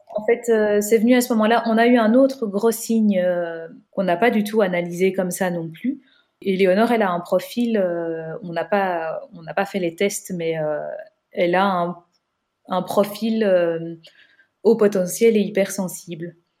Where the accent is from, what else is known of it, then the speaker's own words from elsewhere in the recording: Belgium; on est belge